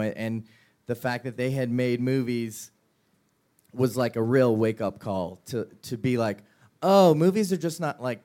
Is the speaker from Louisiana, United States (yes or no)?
yes; New Orleans, Louisiana, United States; Mark and I grew up in New Orleans